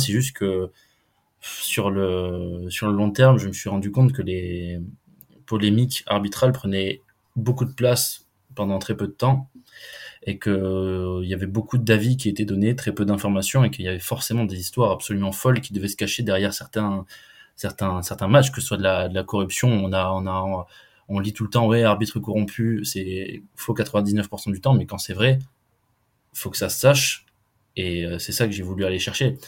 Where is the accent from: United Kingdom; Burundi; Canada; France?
France; Lot-et-Garonne, Nouvelle-Aquitaine; je suis originaire du Lot-et-Garonne, j'ai grandi, j'ai grandi là-bas